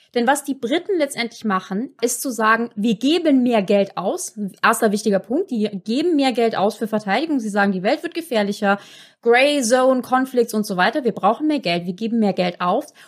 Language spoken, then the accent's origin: German; Germany; als Deutsche